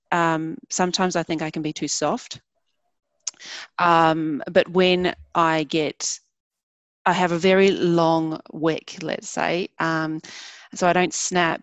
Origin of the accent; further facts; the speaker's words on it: New Zealand; I grew up in New Zealand